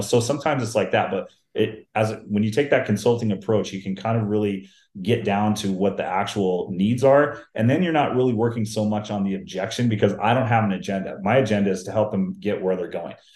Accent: Seattle, Washington, United States; I grew up in the Seattle, Washington area

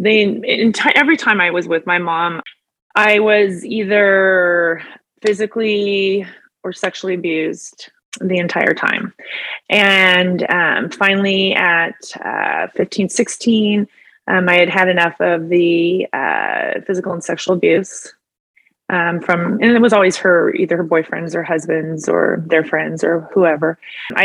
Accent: Chico, California, United States; moved away as an adult; also born or lived in Sacramento, California / Phoenix, Arizona; now in Roseville, United States; I'm from Chico, California

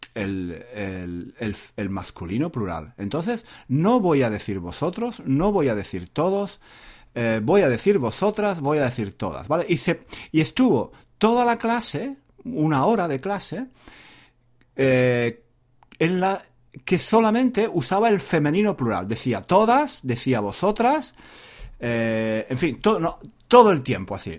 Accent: Spain; first language Spanish; yo soy nativo de España

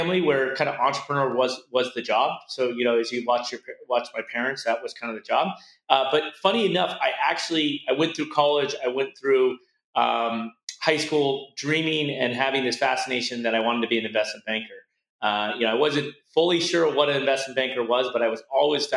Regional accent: southern Arizona, United States; born and raised on a ranch in southern Arizona, about 15 miles north of the Mexican border

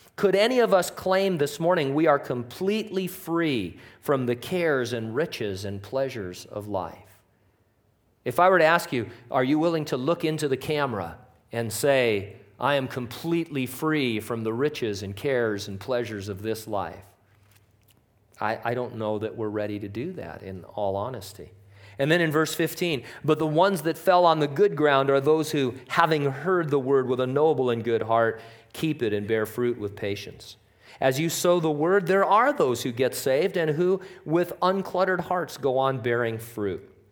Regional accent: United States; we're American

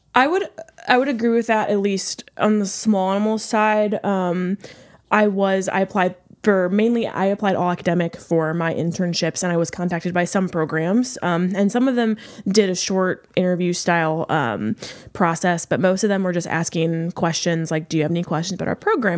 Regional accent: St. Louis, Missouri, United States; I am from Saint Louis.

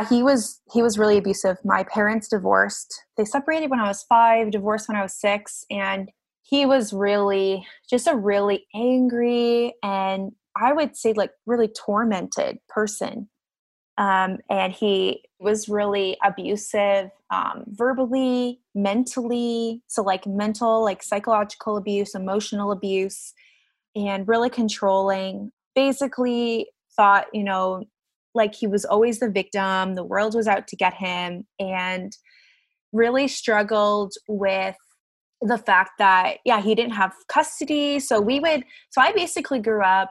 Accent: Barrie, Ontario, Canada; now in Guelph, Canada; I grew up in Barrie, Ontario

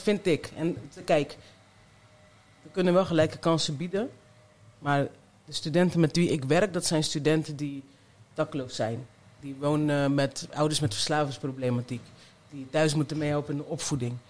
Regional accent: Zeeland, Netherlands; also born or lived in Colombia; now in Rotterdam, Netherlands; ik ben opgegroeid in Zeeland in een mooi vrijstaand huis

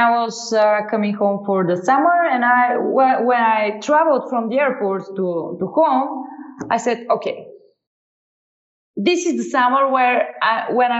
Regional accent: Sofia, Sofia City, Bulgaria; I founded a music school in my hometown

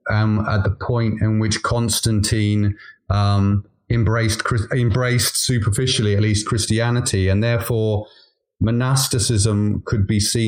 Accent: Wales, United Kingdom; also born or lived in London; now in Devon, United Kingdom; I come from a Celtic country. I'm from Wales.

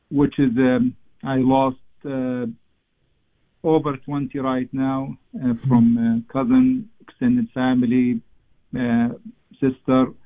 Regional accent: Gaza, Gaza Strip, Palestine; now in United States; I was born in Gaza. I visited Gaza the last 25 years twice.

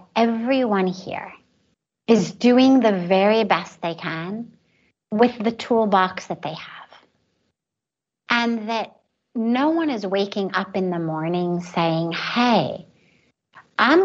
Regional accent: Los Angeles, California, United States; moved away as an adult; now in India; growing up in Los Angeles with all the privilege

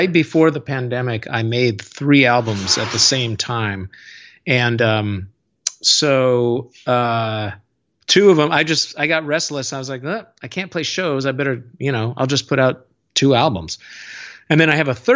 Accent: Seattle, Washington, United States; when I was growing up in Seattle in the late 80s and early 90s

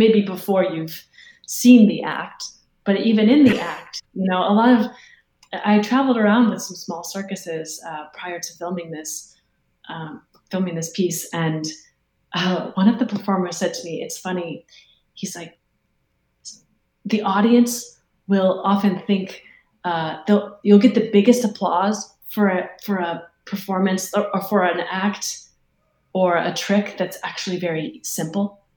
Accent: Harvard, Illinois, United States; Hayworth, Illinois, which is my hometown

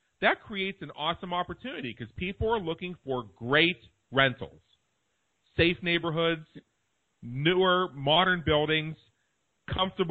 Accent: Pittsburgh, Pennsylvania, United States; moved away as an adult; now in Las Vegas, United States; I'm from Pittsburgh, Pennsylvania. I lived there for the first

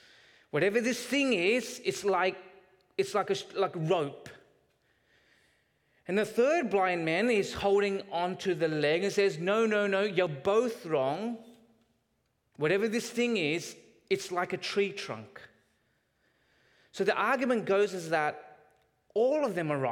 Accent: Canada; as Canadians

